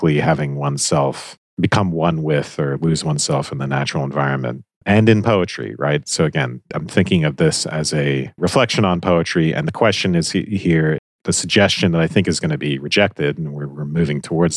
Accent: Georgia, United States; I'm from Georgia

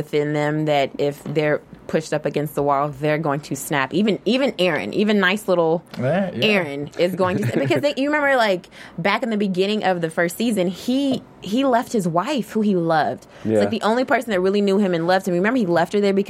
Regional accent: Kentucky, United States; I'm kind of country. I'm from Kentucky

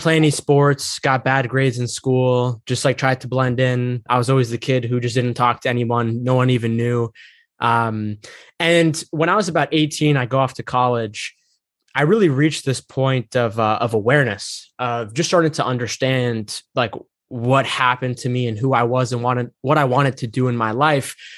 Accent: United States; I'm not really in touch with, like, my Egyptian roots, like, I grew up here in America.

